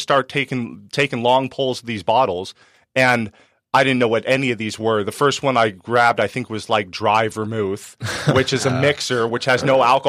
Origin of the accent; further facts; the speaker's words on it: Penasquitos, California, United States; I grew up in Penasquitos and we had some money